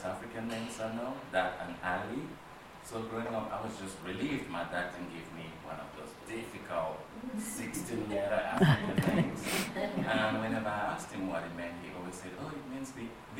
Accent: Guadeloupe; I'm from Guadeloupe, French Guadeloupe.

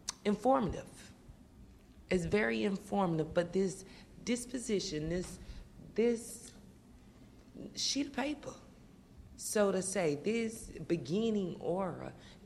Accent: the South, United States; moved away; I'm from the South

